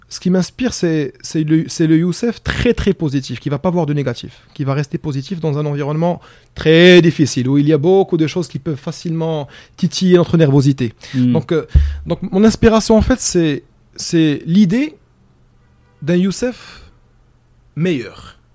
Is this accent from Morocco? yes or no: yes; Morocco; also born or lived in Egypt; je suis marocain